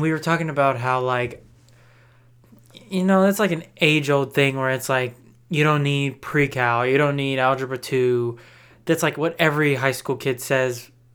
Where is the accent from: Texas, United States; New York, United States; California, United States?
Texas, United States; I'm from Texas